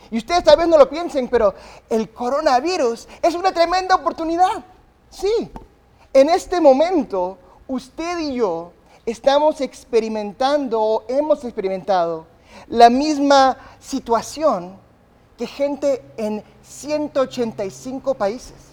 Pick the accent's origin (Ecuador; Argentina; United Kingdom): United Kingdom; England; born there; yo nací en Inglaterra. Mis padres eran misioneros de Inglaterra, mis padres son tan ingleses eh, que si me cortas no hay sangre, hay té, ¿verdad?